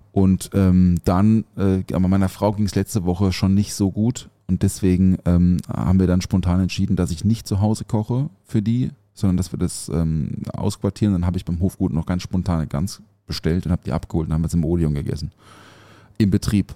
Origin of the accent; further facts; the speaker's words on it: Offenburg, Baden-Württemberg, Germany; moved away; aus meiner Heimat, aus Offenburg